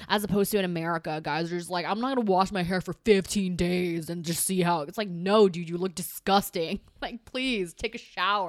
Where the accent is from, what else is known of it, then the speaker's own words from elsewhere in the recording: California, United States; first language Chinese; now in New York, United States; I'm from California